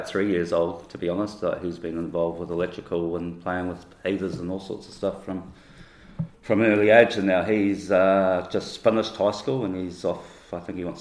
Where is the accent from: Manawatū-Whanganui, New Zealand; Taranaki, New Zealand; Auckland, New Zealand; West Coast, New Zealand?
Manawatū-Whanganui, New Zealand; Taumarunui; moved away as an adult; now in Queenstown, New Zealand; born and raised in Tamarindilly, went to all my schooling was in Tamarindilly.